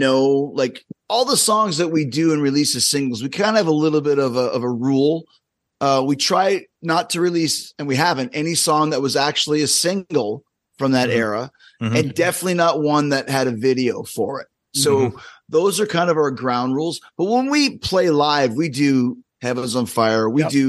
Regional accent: Winnipeg, Manitoba, Canada; Fitz, who I grew up with in Winnipeg

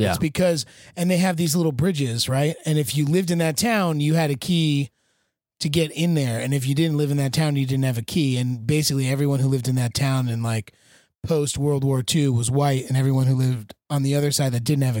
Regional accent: New Jersey, United States; I just know East Orange because I'm from New Jersey

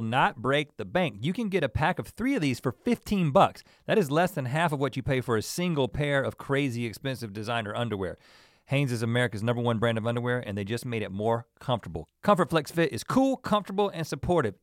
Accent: North Carolina, United States; we're from North Carolina

